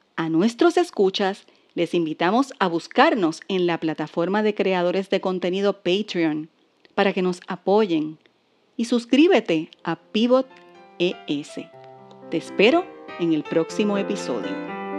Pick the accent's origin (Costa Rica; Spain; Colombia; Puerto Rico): Puerto Rico; como puertorriqueña